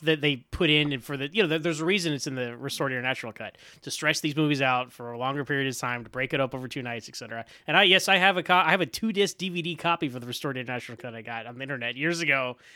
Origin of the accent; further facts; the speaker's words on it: United States; As an American